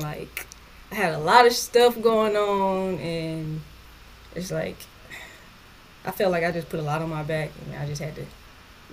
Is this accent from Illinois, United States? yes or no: no; Atlanta, Georgia, United States; moved away; also born or lived in Los Angeles, California; I'm originally from Atlanta